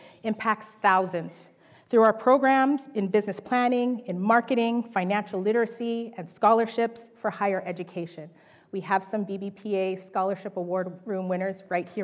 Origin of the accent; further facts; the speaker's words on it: Winnipeg, Manitoba, Canada; I was born and raised in Winnipeg, Manitoba, and I have roots in Jamaica and Trinidad.